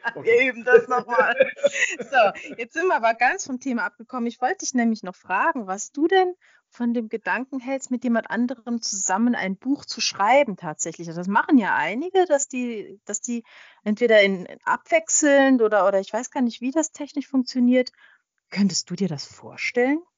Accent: Switzerland; ich bin äh, in der Schweiz geboren, habe auch immer noch äh, Schweizer Staatsbürgerschaft

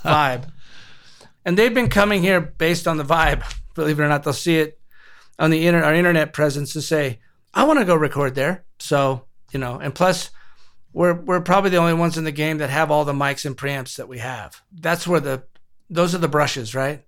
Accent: Compton, California, United States; moved away as an adult; now in New Mexico, United States; I was born and raised in Compton

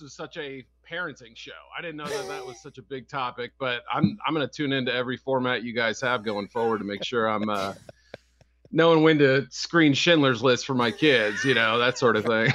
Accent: Chicago, Illinois, United States; my hometown folks

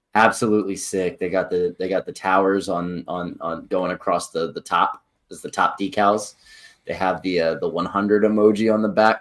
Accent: Philadelphia, Pennsylvania, United States; we're from Philadelphia

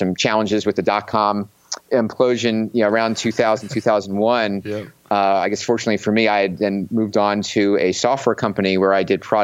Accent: Philadelphia, Pennsylvania, United States; I'm from Philadelphia and have grown up kind of being a little bit cynical coming from that area

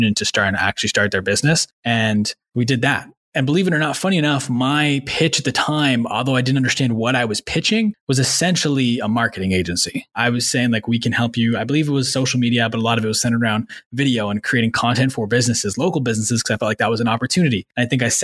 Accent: Manitoba, Canada; also born or lived in Ottawa; I grew up in Manitoba. I lived in Ottawa until I was 9, moved to Manitoba after that, did my high schooling there and middle school.

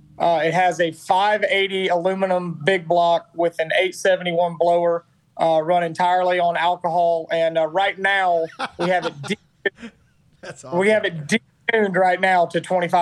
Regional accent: United States; I'm an American

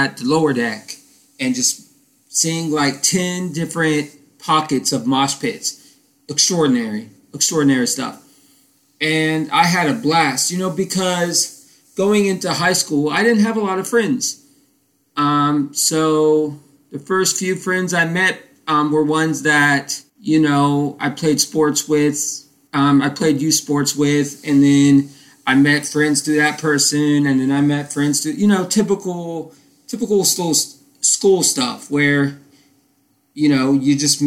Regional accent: Titusville, Florida, United States; where I grew up in Tyesville, Florida

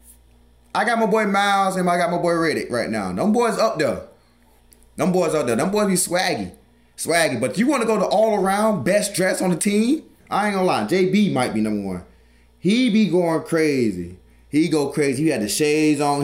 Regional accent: the South, United States; I'm from the South

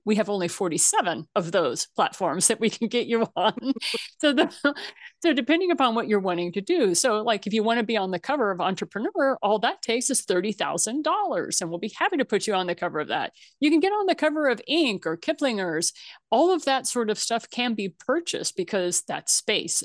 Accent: Missouri, United States; moved away; I'm originally from Missouri. That's where my family came, comes from

